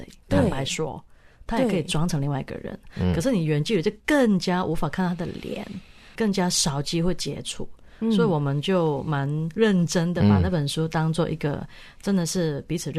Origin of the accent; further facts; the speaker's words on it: Hong Kong; moved away as an adult; now in Taiwan; Sorry，呀我是香港人。